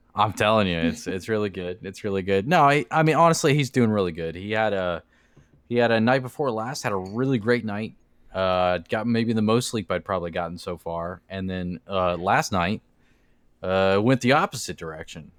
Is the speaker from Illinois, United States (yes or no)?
no; Florida, United States; we're from Florida